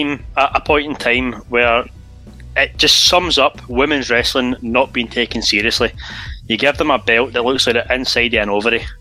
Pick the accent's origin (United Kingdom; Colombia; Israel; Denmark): United Kingdom; Clydebank, Scotland; I'm from Claybank.